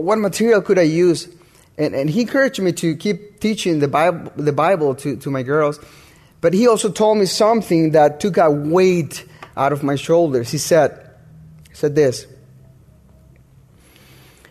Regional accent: Honduras; moved away; I'm from Honduras, and I got married over here.

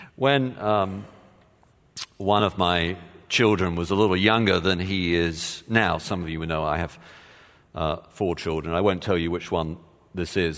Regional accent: England, United Kingdom; moved away; I did play, um, soccer growing up, of course, as just about every Englishman has

